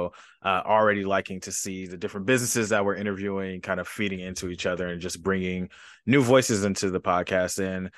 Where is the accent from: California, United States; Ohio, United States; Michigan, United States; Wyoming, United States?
California, United States; Los Angeles; I'm from Los Angeles, California, so definitely the opposite of a smaller city.